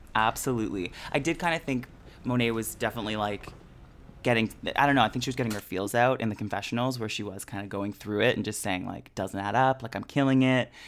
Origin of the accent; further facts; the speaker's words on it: Canada; we are all Canadian.